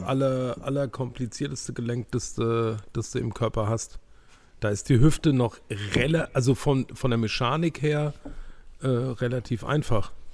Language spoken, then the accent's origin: German; Germany; wir als Deutsche